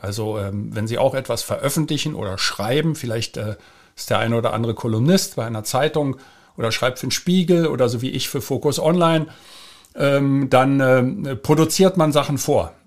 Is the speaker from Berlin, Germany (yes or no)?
yes; Berlin, Germany; ich bin ja in West-Berlin geboren und da aufgewachsen